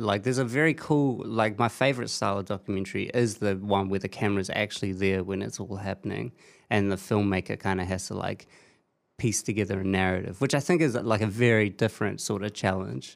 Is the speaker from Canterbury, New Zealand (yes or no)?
no; the Hutt, Wellington, New Zealand; yeah, that's my hometown.